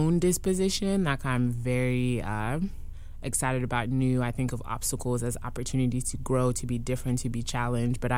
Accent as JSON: {"language": "English", "country": "Côte d’Ivoire", "tie": "born or raised there", "first_language": "French", "second_language": "English", "moved": "yes", "lives_now": "Durham, United States", "said": "I went to private school in the Ivory Coast"}